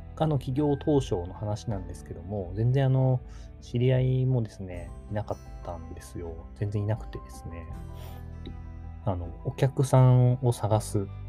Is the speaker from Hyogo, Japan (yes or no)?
no; Takamatsu, Kagawa, Japan; moved away; also born or lived in Tokyo; 地元の香川県高松市を離れていました